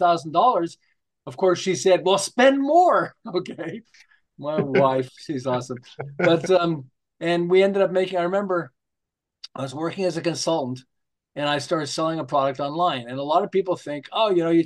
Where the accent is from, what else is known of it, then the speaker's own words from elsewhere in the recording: Montreal, Quebec, Canada; now in Southern California, United States; I'm originally from Montreal, although I live in Southern California now